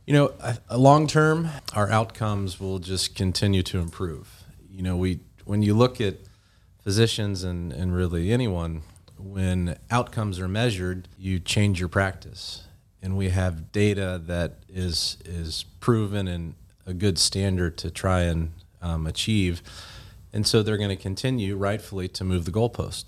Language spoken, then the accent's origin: English; Georgia, United States; also born or lived in Tennessee / Birmingham, Alabama; now in West Tennessee, United States; originally grew up in Georgia